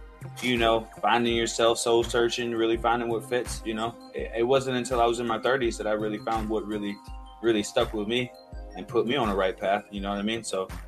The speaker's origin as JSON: {"language": "English", "town": "Valdosta", "region": "Georgia", "country": "United States", "said": "I'm from Valdosta."}